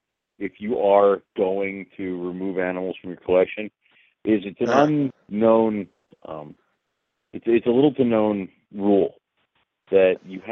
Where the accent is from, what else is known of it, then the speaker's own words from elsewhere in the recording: Texas, United States; So I'm a Texan.